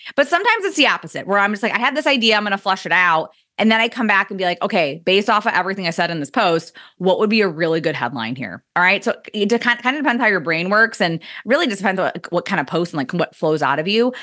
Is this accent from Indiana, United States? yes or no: yes; Indiana, United States; I swore I never moved back to my hometown in Indiana. And, well, here we are, guys, in Indiana